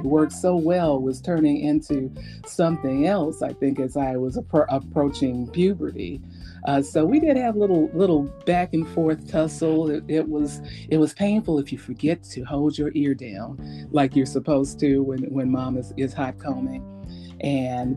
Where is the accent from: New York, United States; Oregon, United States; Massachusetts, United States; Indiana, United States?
Indiana, United States; Gary; growing up in Gary